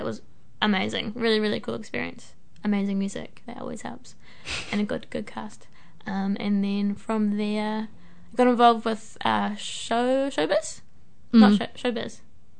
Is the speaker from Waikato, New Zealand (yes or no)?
yes; Hamilton, Waikato, New Zealand; I grew up in Hamilton